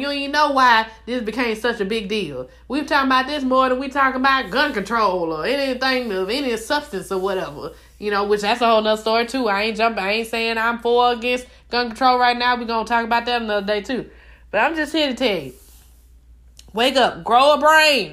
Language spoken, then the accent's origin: English; Mobile, Alabama, United States; I'm from Mobile.